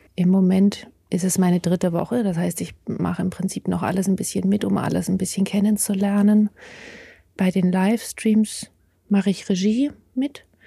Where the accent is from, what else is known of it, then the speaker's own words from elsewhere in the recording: in the Alps, Bavaria, Germany; moved away as an adult; now in Jena, Germany; ich bin aufgewachsen in Bayern an den Alpen